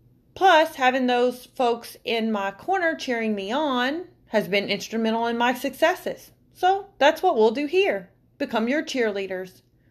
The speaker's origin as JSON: {"language": "English", "region": "Alabama", "country": "United States", "tie": "born or raised there", "also_born_or_lived": "Tennessee / Kentucky", "said": "moved around a lot, between Alabama, Tennessee, and Kentucky. I was originally born and raised in Alabama. I spent much of my youth in the Bible Belt"}